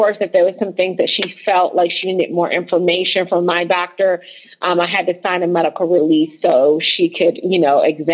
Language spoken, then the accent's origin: English; United States; we come from the United States